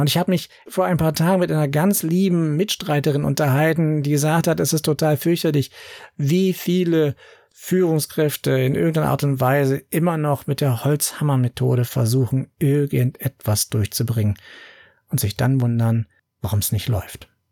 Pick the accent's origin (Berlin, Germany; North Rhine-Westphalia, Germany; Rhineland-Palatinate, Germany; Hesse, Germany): Berlin, Germany; bei uns in Berlin